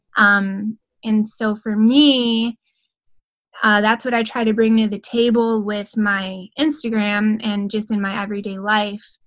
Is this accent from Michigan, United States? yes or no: yes; Grand Rapids, Michigan, United States; moved away as an adult; now in Alexandria, United States; I'm actually from Grand Rapids, Michigan